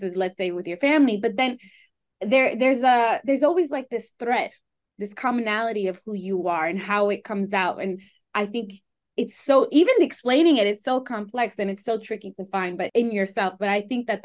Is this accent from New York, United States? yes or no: yes; New York City, New York, United States; I can never really feel grounded in just Colombian or just Greek or just even Latina. It's more so, I'm a New Yorker